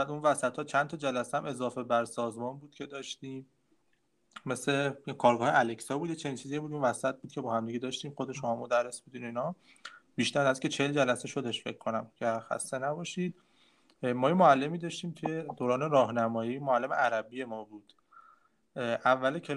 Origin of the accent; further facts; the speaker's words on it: Hamadan Province, Iran; همدانی همدانی